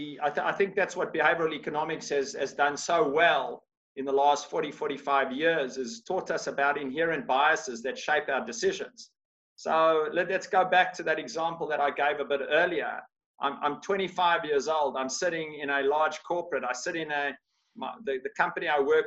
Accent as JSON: {"language": "English", "country": "Australia", "said": "I'm from Australia"}